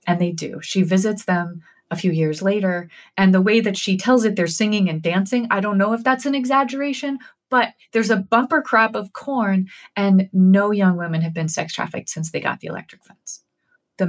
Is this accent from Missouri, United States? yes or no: no; New Haven, Connecticut, United States; my hometown of New Haven